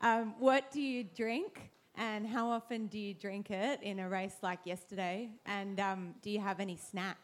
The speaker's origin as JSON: {"language": "English", "town": "Sydney", "region": "New South Wales", "country": "Australia", "moved": "yes", "said": "I'm from Sydney originally"}